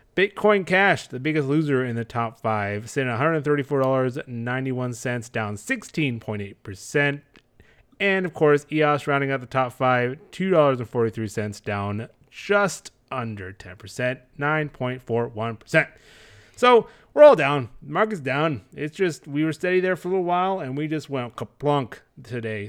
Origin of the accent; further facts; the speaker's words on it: Texas, United States; we're from Texas.